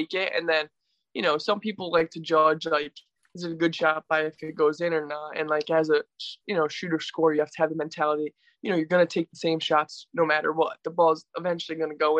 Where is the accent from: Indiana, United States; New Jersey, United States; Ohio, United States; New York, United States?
New York, United States; Poughkeepsie; I grew up in Poughkeepsie